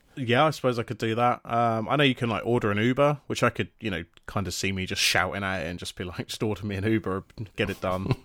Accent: United Kingdom; we're British

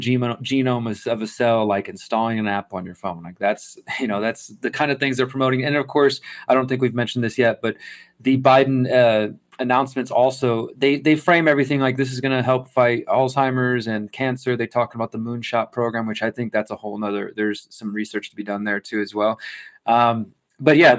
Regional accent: Texas, United States; moved away; I'm from Texas originally

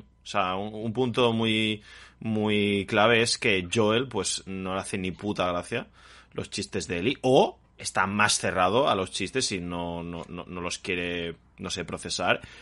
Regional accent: Spain; born or raised there

